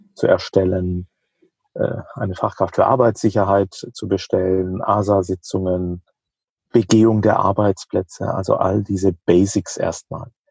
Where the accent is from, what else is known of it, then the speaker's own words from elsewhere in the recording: Rhineland-Palatinate, Germany; In der Pfalz, wo ich herkomme